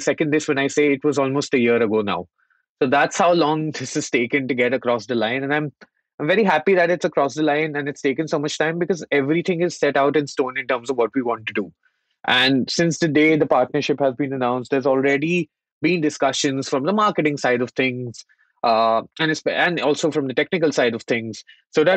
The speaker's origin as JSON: {"language": "English", "country": "India", "tie": "born or raised there", "moved": "yes", "said": "I had been born and brought up in the Indian market"}